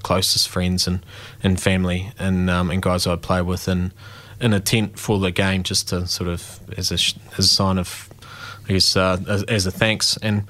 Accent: Dunedin, Otago, New Zealand; I mean, geez, I'm from South Dunedin, you know.

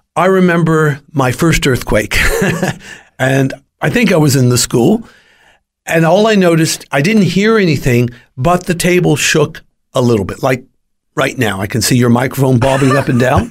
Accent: California, United States; I was born and raised in California

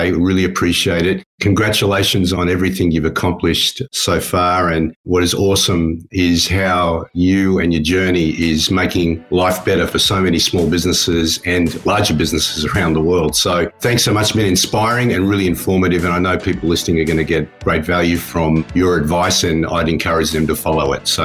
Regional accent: Australia; now in New Zealand; being an Australian in New Zealand, living in New Zealand, I don't talk about rugby too much.

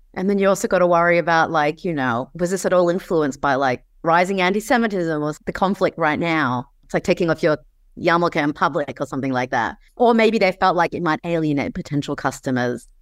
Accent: Australia; I grew up in Australia

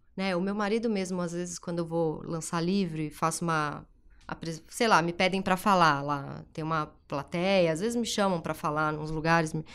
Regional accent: São Paulo, Brazil; eu nasci na Zona Leste, é, Tatuapé, a família mais simples

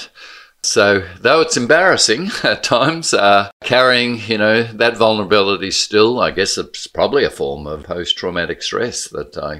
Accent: Blackburn, Victoria, Australia; also born or lived in St Kilda; my kids' upbringing is so profoundly different to mine in safe Blackburn, in Main Street Blackburn

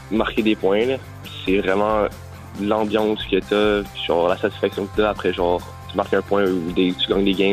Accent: Quebec, Canada; also born or lived in British Columbia; parce que je viens du Québec normalement. je voulais revenir au Québec pour pouvoir jouer collégial.

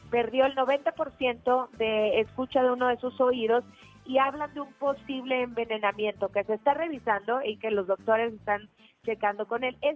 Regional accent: Pachuca, Hidalgo, Mexico; now in Mexico City, Mexico; Em, soy de Pachuca, pero llevo ya un ratito viviendo aquí en la Ciudad de México.

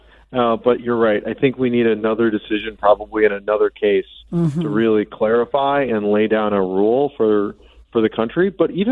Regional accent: Wisconsin, United States; I'm from Wisconsin

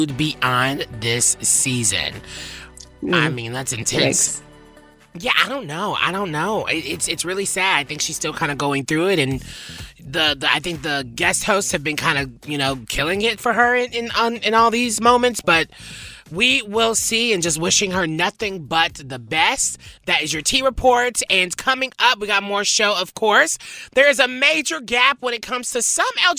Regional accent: the South, United States; I'm from the South. I grew up very religious

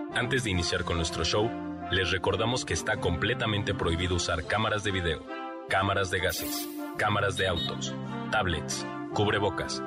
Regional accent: Mexico

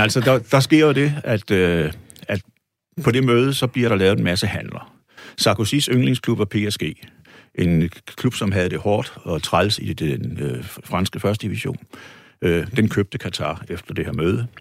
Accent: Odense, Southern Denmark, Denmark; hjemme i Odense

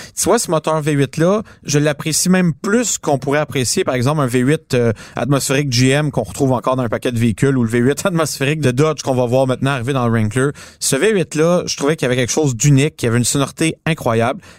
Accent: Montreal, Quebec, Canada; on est des Montréalais

